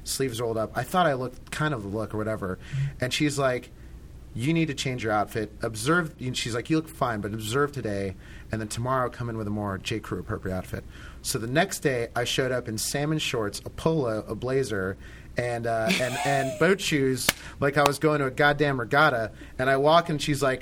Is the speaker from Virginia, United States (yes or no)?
yes; Northern Virginia, United States; I grew up in Northern Virginia